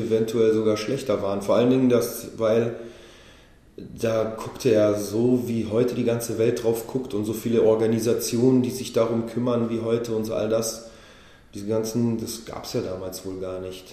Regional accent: Berlin, Germany; also born or lived in Israel; Weil Berliner das kann ich sagen, das bin ich

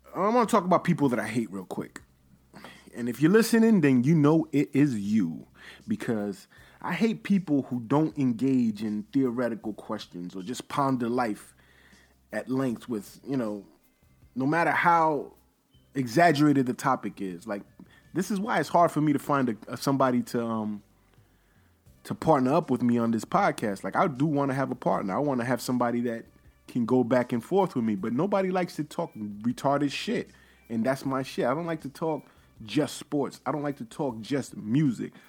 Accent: United States; I'm American

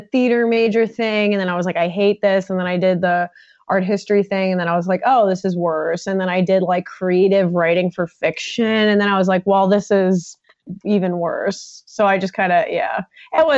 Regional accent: Long Island, New York, United States; now in Chicago, United States; I grew up on Long Island

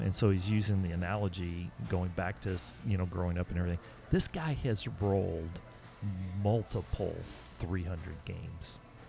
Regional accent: Duncan, Oklahoma, United States; now in Dallas, United States; We've known each other since we were 12.

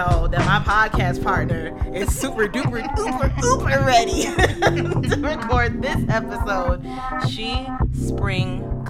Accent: Florida, United States; And it's different like growing up in Florida because there's no such thing, like there's a winter but it's not like really a winter.

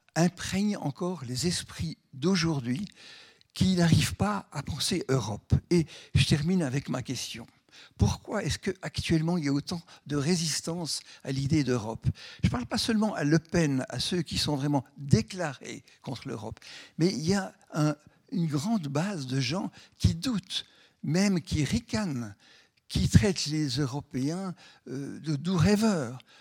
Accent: Switzerland; born or raised there

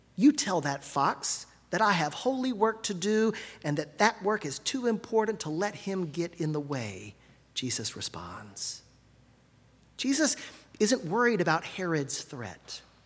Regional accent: Gulf Coast, United States; I grew up on the Gulf Coast, where the sight of a brown pelican, though not unusual, is always something special

